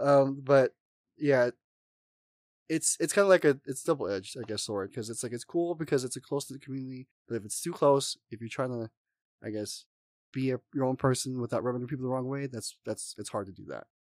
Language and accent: English; Oahu, Hawaii, United States; moved away as an adult; now in Las Vegas, United States; I'm originally actually from Oahu, Hawaii, um, I've, was born and raised